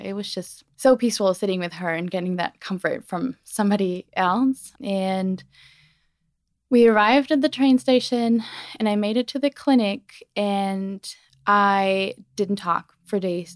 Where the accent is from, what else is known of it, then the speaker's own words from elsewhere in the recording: Germany; moved away; born and raised in Germany